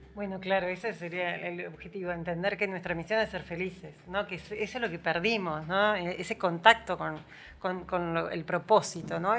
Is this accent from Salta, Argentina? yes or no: no; Buenos Aires, Argentina; also born or lived in San Javier; now in Villa Dolores, Argentina; soy de Buenos Aires